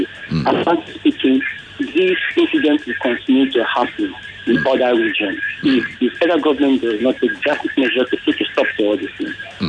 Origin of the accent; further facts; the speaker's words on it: Abia, Nigeria; now in Lagos, Nigeria; I'm from Abia State.